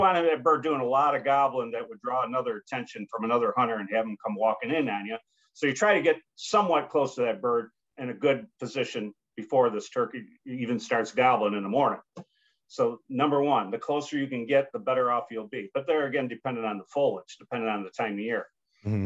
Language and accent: English; United States; also born or lived in New York / Pennsylvania; growing up in New York and Pennsylvania, was pretty much all public hunting ground